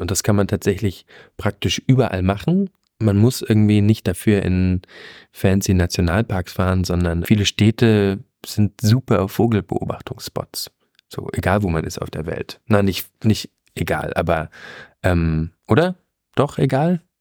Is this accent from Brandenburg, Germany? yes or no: yes; Brandenburg, Germany; Ich als Brandenburger